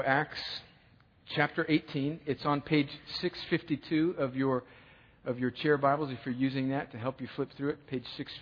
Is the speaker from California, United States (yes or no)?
yes; California, United States; moved away as an adult; now in Columbus, United States; I'm originally from California, and I met a girl here and stayed. I came here through Fort Benning in the Army